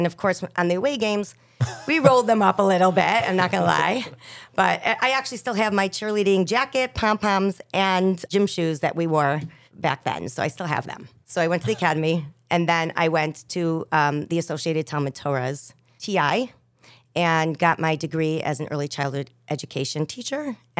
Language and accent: English; Chicago, Illinois, United States; So there's I'm related to everybody in Chicago on some level.